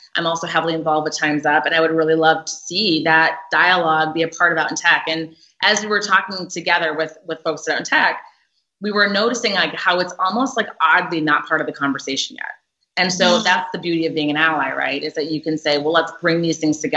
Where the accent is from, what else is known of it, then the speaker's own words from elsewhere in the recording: Minnesota, United States; moved away as an adult; also born or lived in Boston; I grew up in Minnesota where most people do not look like me